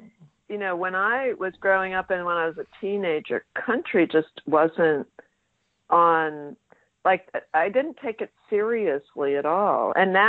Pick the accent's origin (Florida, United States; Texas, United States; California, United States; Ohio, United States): California, United States; Los Angeles; now in San Francisco, United States; I was born in San Francisco, where I live now, but I mostly grew up in Los Angeles.